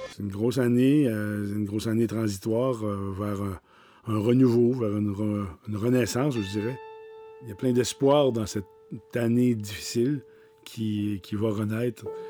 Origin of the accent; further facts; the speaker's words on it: Petite-Vallée, Quebec, Canada; Je suis né à la Longue Pointe, à Petite-Vallée, issu d'une famille de musiciens du côté de ma mère